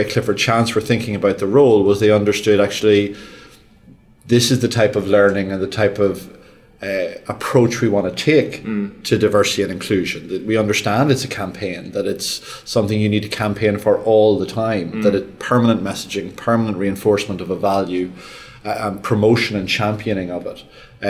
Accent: Australia; accent: Australian; On the yes side, with my big Australian accent.

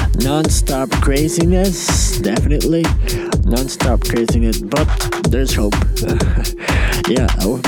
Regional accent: Monterrey, Nuevo León, Mexico; from Monterrey, Mexico, which is a city north of the country known for its mountains, beer, and carne asada.

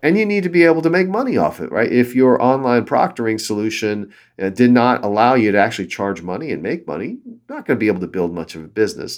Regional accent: Southern California, United States; I grew up in Southern California and then moved up north to go to school at Stanford

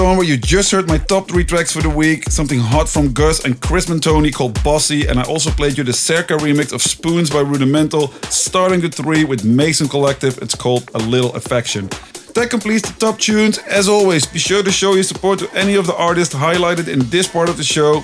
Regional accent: Eindhoven, North Brabant, Netherlands; my hometown Eindhoven

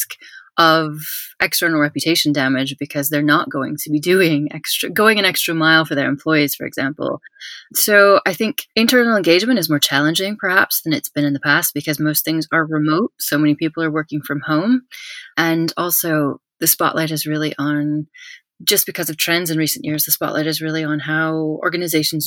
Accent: United States; moved away as an adult; also born or lived in United Kingdom; now in Spain; as an American who's lived in the UK and now lives in Spain

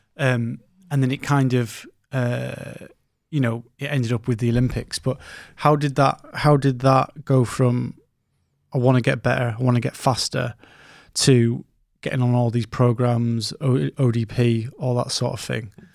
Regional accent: Scotland, United Kingdom; I'm from Scotland

